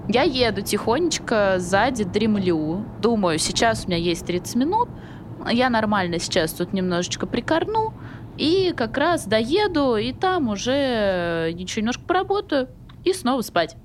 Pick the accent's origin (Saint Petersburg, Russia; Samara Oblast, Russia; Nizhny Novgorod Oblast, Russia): Samara Oblast, Russia; Samara; moved away; я из Самары